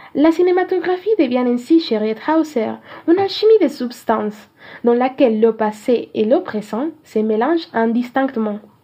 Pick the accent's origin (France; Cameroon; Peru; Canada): Peru; Cajamarca; French is a second language; Je viens du nord-orient du Pérou, en particulier de Cajamarca.